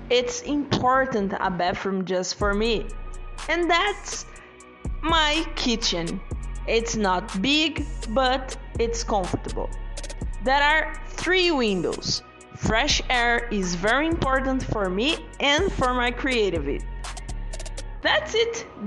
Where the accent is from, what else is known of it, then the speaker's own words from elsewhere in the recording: Brazil; English is a second language; I'm from Brazil. I'm a software engineer. I'm 25 years old.